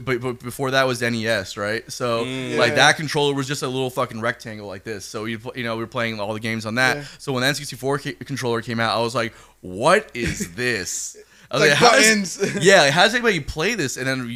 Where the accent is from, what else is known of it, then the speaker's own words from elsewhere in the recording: South Florida, United States; moved away as an adult; now in Los Angeles, United States; I grew up in South Florida, yes, but like it's not like I grew up in like fucking downtown Miami where there was shit going on. I grew up in the suburbs